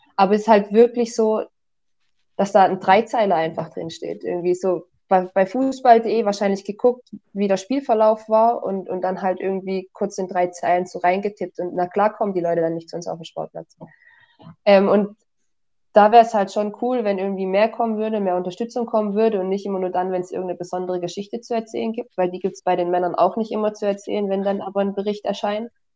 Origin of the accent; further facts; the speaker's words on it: Hohenlohe, Baden-Württemberg, Germany; moved away as an adult; now in Tübingen, Germany; Ich komme aus dem Hohenlohe